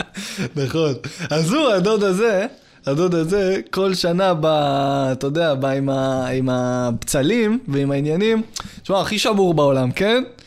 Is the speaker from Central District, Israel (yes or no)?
yes; Yehud, Central District, Israel; also born or lived in Rishon LeZion; אני מפה. מיהוד